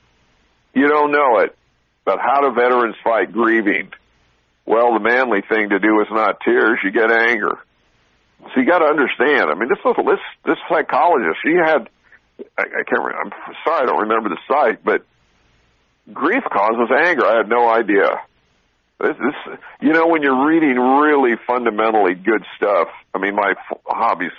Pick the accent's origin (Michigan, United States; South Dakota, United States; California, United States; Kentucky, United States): California, United States; Southern; I grew up in Southern California